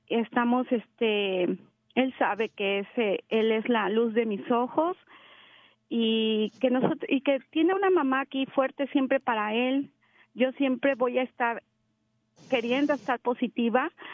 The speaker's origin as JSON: {"language": "Spanish", "region": "Mexico City", "country": "Mexico", "moved": "yes", "said": "yo soy mexicana, soy de la Ciudad de México"}